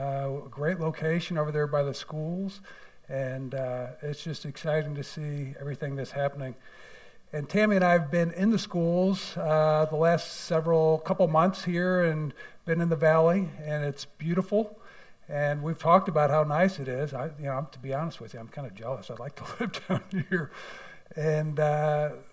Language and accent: English; St. Louis, Missouri, United States; moved away as an adult; also born or lived in Columbia, Missouri / Branson, Missouri; now in Farmington, United States; I grew up in St. Louis, went to University of Missouri, Columbia